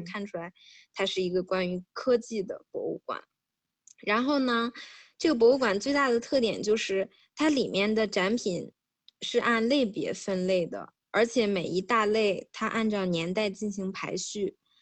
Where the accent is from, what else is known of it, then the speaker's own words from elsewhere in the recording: Hebei, China; moved away; 作为一个土生土长的河北人